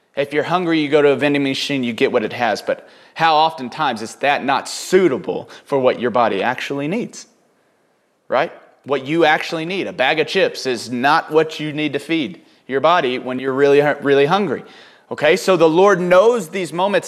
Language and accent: English; Houston, Texas, United States; also born or lived in Oklahoma; growing up in Oklahoma, then Houston, in East Texas